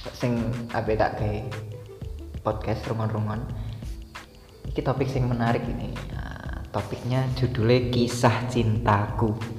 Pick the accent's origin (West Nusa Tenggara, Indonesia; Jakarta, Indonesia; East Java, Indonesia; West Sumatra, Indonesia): East Java, Indonesia; Banyuwangi; Kita lah sebagai orang Jawa Timur, kita tinggal di Jawa Timur. Banyuwangi tepatnya